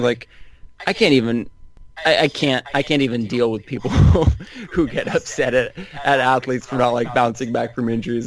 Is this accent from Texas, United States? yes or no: no; Northern California, United States; I grew up in Northern California